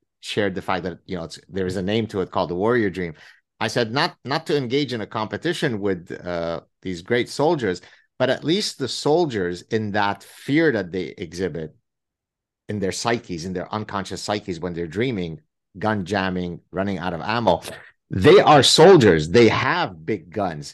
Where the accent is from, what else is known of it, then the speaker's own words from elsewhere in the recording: Lebanon; now in Canada; growing up in the Civil War in Lebanon